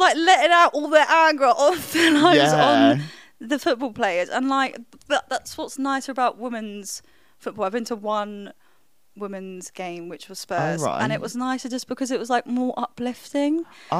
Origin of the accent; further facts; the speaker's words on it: Spain; moved away; Where I was growing up in Spain, men play football, girls did skipping, like very traditional vibes.